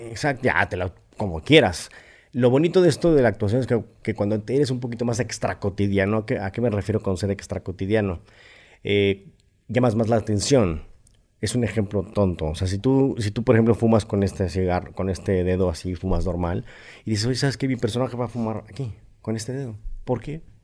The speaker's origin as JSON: {"language": "Spanish", "region": "Mexico City", "country": "Mexico", "tie": "born or raised there", "said": "nací en la Ciudad de México."}